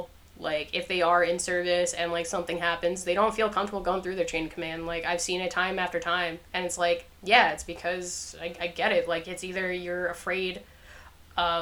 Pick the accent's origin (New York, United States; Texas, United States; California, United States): New York, United States; moved away; also born or lived in North Carolina; we're from New York, and we were in North Carolina